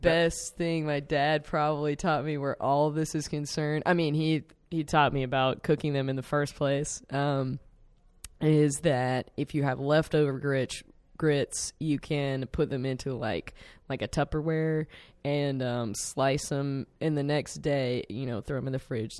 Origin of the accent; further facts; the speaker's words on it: South Carolina, United States; now in Chicago, United States; I'm from South Carolina.